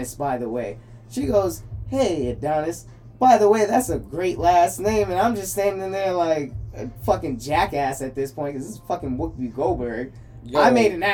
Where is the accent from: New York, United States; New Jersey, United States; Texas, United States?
New York, United States; New York City; I'm from Flatbush